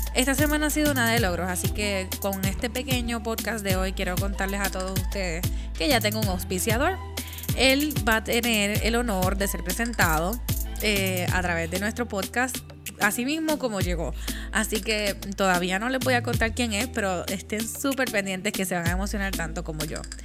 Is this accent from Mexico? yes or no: no; Puerto Rico; moved away; yo soy la boricua fuera de la isla